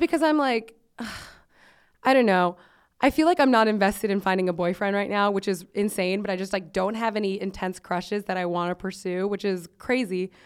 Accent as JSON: {"language": "English", "town": "Miami", "region": "Florida", "country": "United States", "said": "I'm from Miami"}